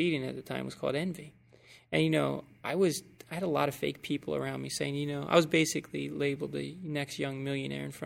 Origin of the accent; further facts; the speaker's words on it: right outside of Atlantic City, New Jersey, United States; I'm from New Jersey, right outside of Atlantic City